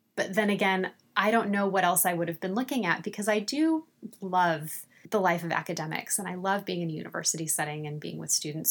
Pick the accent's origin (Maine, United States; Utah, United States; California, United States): California, United States; Central Valley; moved away as an adult; also born or lived in Los Angeles; My California girl experience was in the farms of the Central Valley. I grew up in a very rural community